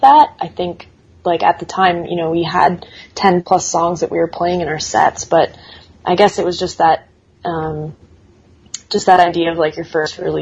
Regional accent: Canada; being Canadian

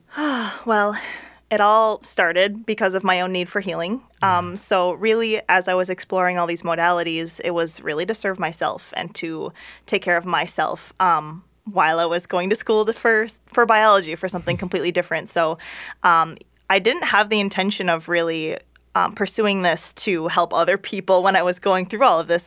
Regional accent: St. Paul, Minnesota, United States; I'm from Minnesota, um, okay. um, born in St. Paul

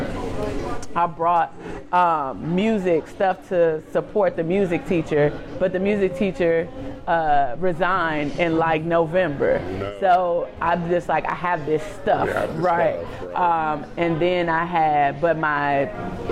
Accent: Chicago, Illinois, United States; moved away as an adult; now in Washington, D.C., United States; I'm from Chicago. I went to a predominantly white elementary school from K-8. I went to Whitney Young

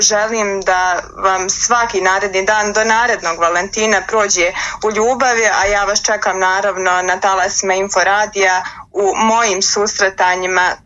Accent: Bosnia & Herzegovina

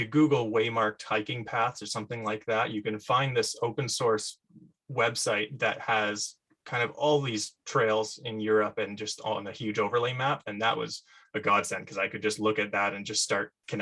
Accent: Canada; as a Canadian

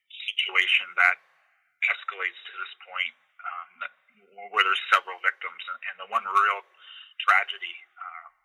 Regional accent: Toronto, Ontario, Canada; moved away as an adult; also born or lived in Mississauga; now in Niagara region, Canada; I'm originally from Toronto and Mississauga, but for the last 20 plus years, I've been living out in the Niagara region

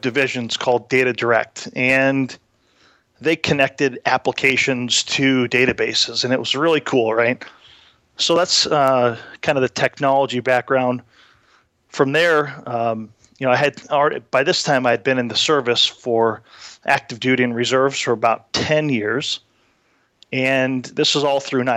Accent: Iowa, United States; moved away as an adult; also born or lived in Minnesota / North Carolina; I grew up partially in Minnesota and Iowa. but I graduated high school when I was in Iowa.

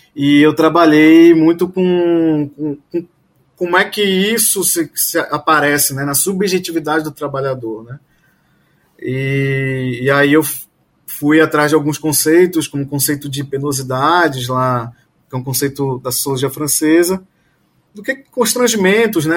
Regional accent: Belém, Pará, Brazil; moved away as an adult; also born or lived in Porto Alegre / Rio de Janeiro / Portugal; now in Bahia, Brazil; Eu sou, eu sou de Belém, mas assim, eu fiz residência em Porto Alegre. Depois eu fui para o Rio.

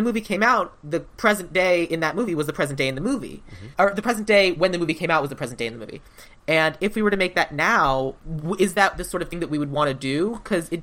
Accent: Tucson, Arizona, United States; growing up in Tucson, there's a gigantic used bookstore

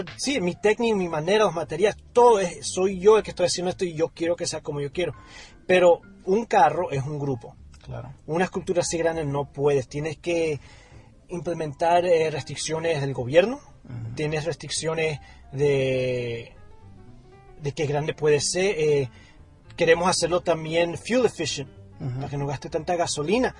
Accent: Colombia; siendo latino y colombiano

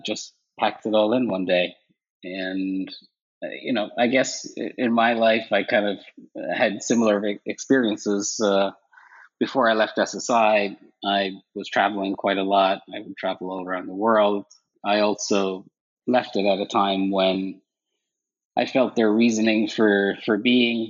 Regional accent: Ireland; moved away as an adult; also born or lived in Connecticut, United States; now in United States; I grew up in Ireland, actually, and moved to the States in my early 20s

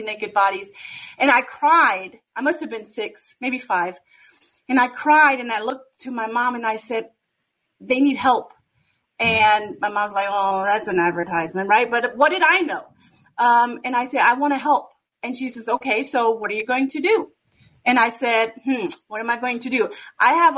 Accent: Germany; now in United States; I was born and raised in Germany and born and raised in a very small community, 600 people village

